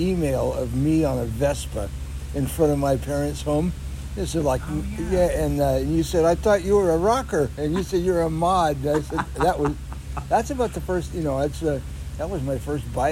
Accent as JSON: {"language": "English", "town": "South San Francisco", "region": "California", "country": "United States", "tie": "born or raised there", "said": "I was born in San Francisco, at the St. Francis Hospital out near Golden Gate Park, and you know, out in the Richmond district. And then my parents moved down to South San Francisco, and that's where I went to junior high and high school."}